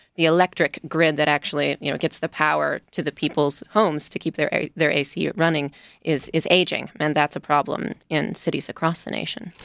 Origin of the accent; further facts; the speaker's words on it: Wisconsin, United States; moved away; I'm a Midwesterner originally. I'm from Wisconsin